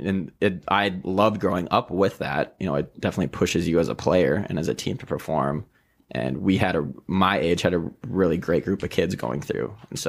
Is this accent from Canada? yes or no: no; Roseau, Minnesota, United States; also born or lived in Crookston; growing up in Roseau.